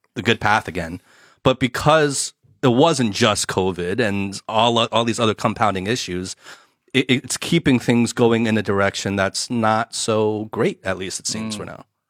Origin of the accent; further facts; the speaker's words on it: New Jersey, United States; moved away as an adult; now in Shanghai, China; my personal experience growing up in the states